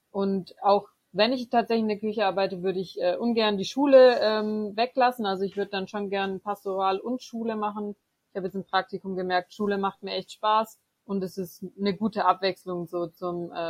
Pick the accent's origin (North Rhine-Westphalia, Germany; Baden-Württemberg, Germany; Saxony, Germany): Baden-Württemberg, Germany; Böblingen; now in Freiburg, Germany; ursprünglich aus Böblingen, das ist in der Nähe von Stuttgart. Genau, da bin ich groß geworden, aufgewachsen und habe eigentlich da bisher vor Freiburg mein ganzes Leben